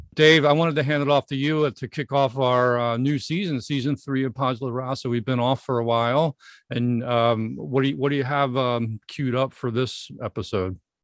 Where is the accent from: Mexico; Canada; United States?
United States; Broomall, Pennsylvania; moved away as an adult; also born or lived in Texas / St. Louis, Missouri; I grew up in Broomall uh, and didn't move until my senior year of college